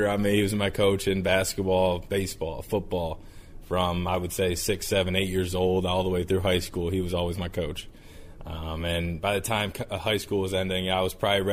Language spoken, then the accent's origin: English; Cleveland, Ohio, United States; moved away as an adult; also born or lived in Michigan; now in Cincinnati, United States; I'm from Cleveland. I was a Browns fan growing up.